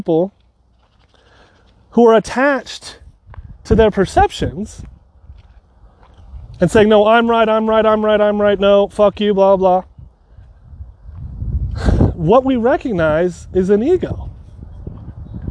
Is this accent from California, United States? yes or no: yes; San Francisco area, California, United States; I'm from California, San Francisco area. Technically a little bit south, east.